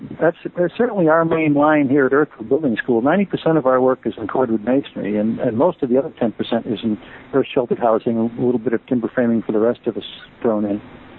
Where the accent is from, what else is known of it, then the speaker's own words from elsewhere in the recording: Massachusetts, United States; born there; accent: mid-Atlantic; also born or lived in Scotland; I actually did live 7 years in Scotland, but I was born in Massachusetts, and I think of myself as having kind of a mid-Atlantic accent, actually.